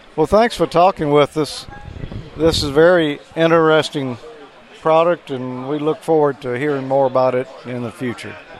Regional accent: the South, United States; I'm from the South.

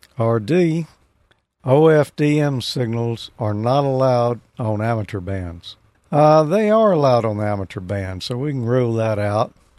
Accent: Mississippi, United States; I'm from Mississippi.

